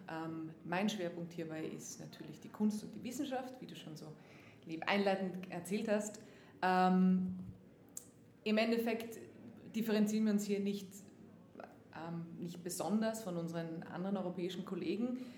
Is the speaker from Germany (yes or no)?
no; Austria; now in United States; haben wir natürlich eine ganz, ganz wichtige Rolle eingenommen nicht jetzt nur als